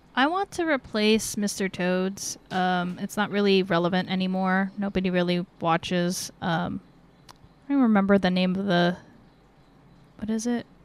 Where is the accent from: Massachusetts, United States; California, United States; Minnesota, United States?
California, United States; Northern; we're from NorCal